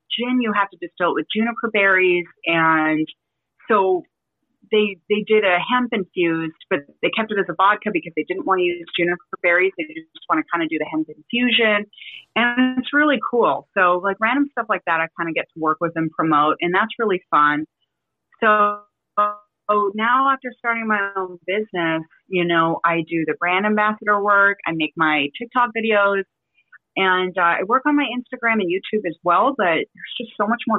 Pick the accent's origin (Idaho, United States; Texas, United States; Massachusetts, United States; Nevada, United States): Nevada, United States; Las Vegas; moved away as an adult; now in San Diego, United States; I grew up in Las Vegas, so it stemmed from just baking it till I made it. So I worked um, on the strip in restaurants and then I was tired of living in Vegas. So I moved out to San Diego.